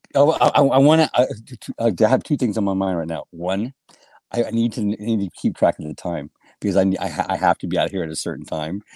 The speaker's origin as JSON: {"language": "English", "town": "Helotes", "region": "Texas", "country": "United States", "tie": "born or raised there", "said": "I was born and raised in Helotes, Texas, on a big goat ranch"}